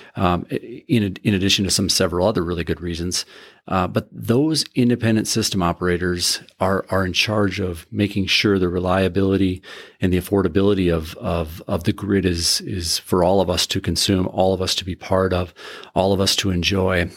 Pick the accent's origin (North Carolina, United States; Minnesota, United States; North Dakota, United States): North Dakota, United States; Carrington; I grew up in Carrington, North Dakota, a little farm up there on the northeast side of Carrington